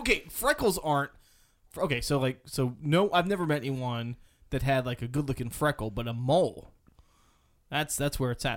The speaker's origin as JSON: {"language": "English", "town": "Charlottesville", "region": "Virginia", "country": "United States", "tie": "born or raised there", "said": "I was born in Charlottesville with, uh, Virginia"}